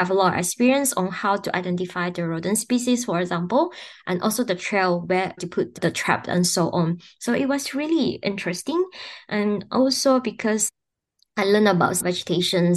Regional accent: Sarawak, Malaysia; moved away; I was born in Sarawak, Borneo Islands. So I went back to my home state

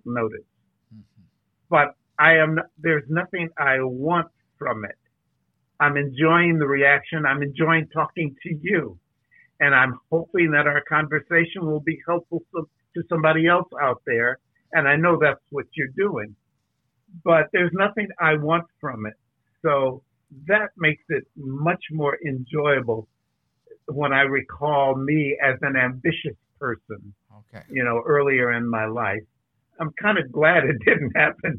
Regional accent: California, United States; I have been at play in California all my life

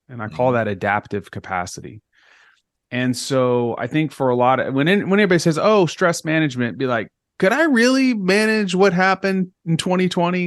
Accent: Texas, United States; moved away as an adult; also born or lived in Northeast United States; I'm from Texas

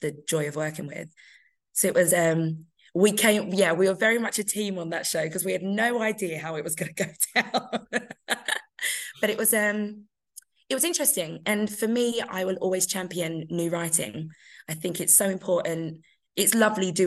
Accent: London, United Kingdom; I'm a Londoner

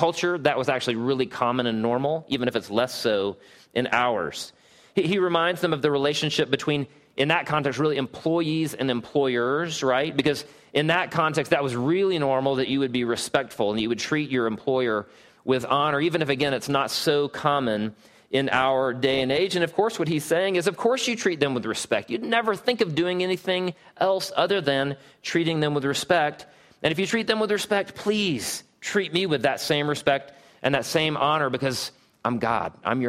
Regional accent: Southeast, United States; I had always thought that my whole respect and honor thing grew out of the fact that I was from the Southeast.

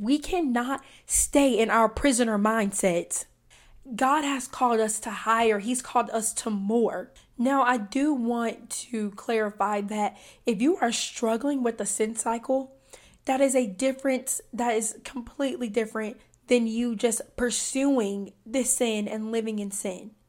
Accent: Deep South, United States; I'm from the South, and I'm talking the deep South.

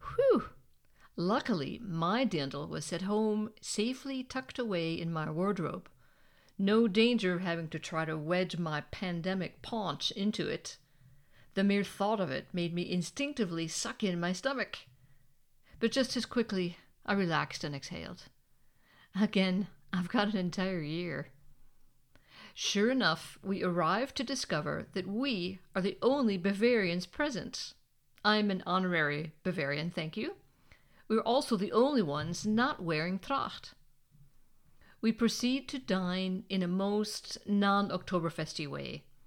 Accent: United States; moved away as an adult; now in Germany; I'm American.

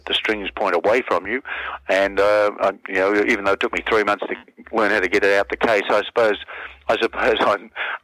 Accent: Melbourne, Victoria, Australia; born and raised in Fitzroy in Melbourne

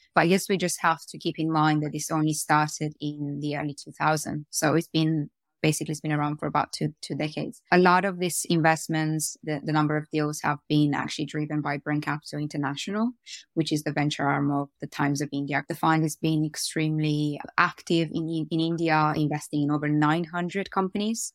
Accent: Romania; moved away as an adult; also born or lived in Austin, Texas; now in United Kingdom; I grew up in Romania, so I, I went to, I went to school there. I went to high school in Romania.

